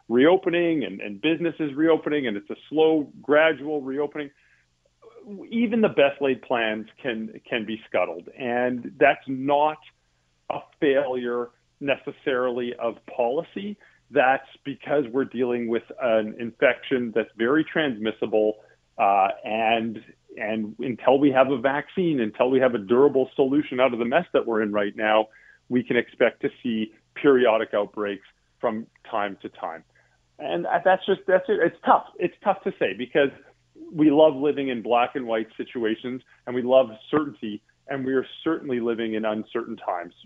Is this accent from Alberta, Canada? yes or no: yes; Calgary, Alberta, Canada; now in Toronto, Canada; I'm from Calgary originally